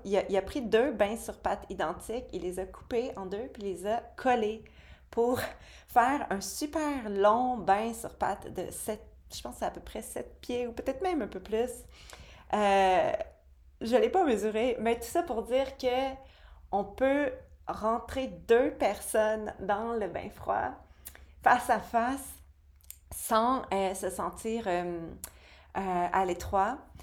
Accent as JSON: {"language": "French", "region": "Quebec", "country": "Canada", "tie": "born or raised there", "said": "ma terre natale, au Québec"}